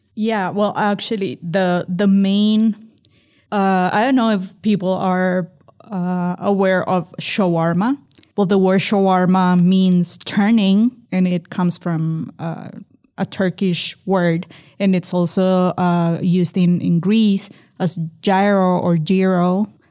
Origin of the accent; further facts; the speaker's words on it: Delicias, Chihuahua, Mexico; now in El Paso, United States; I was born in Delicias, Chihuahua, Chihuahua City. Uh, so I spent most of my life there in Mexico